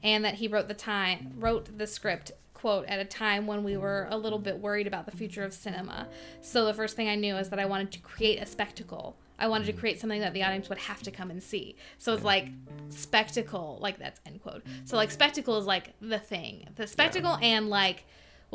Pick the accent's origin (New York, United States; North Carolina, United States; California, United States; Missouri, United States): California, United States; Anaheim; born or raised there